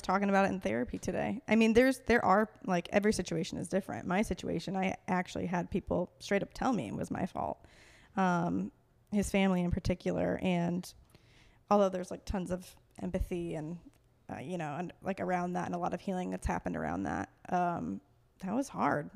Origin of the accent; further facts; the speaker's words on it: Fort Wayne, Indiana, United States; moved away as an adult; also born or lived in Colorado / Minneapolis / Denver; I was born and raised in Fort Wayne, Indiana.